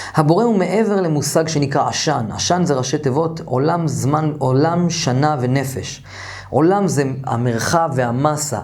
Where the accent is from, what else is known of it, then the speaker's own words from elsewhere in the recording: Jerusalem, Jerusalem District, Israel; גדלתי במאה שערים